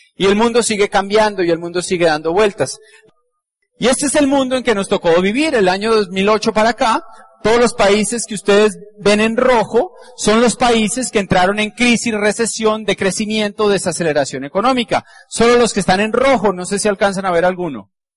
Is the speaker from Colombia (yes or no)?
yes; Colombia; Como somos colombianos